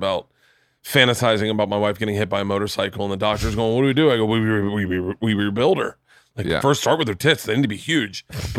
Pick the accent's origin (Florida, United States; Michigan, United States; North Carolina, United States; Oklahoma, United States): Florida, United States; Tampa; moved away; I grew up in Tampa.